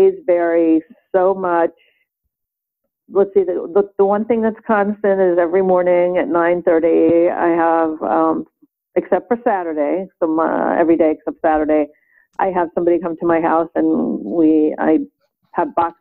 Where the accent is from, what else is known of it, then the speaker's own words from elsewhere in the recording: New York City, New York, United States; I grew up in Brooklyn, New York